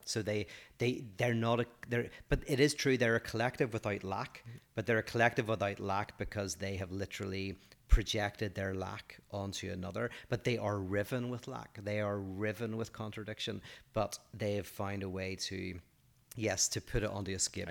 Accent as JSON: {"language": "English", "region": "Northern Ireland", "country": "United Kingdom", "said": "I'm from Northern Ireland"}